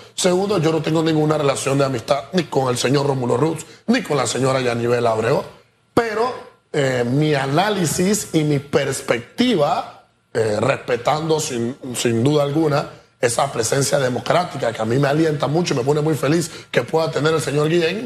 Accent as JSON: {"language": "Spanish", "country": "Panama", "said": "Nosotros como panameños"}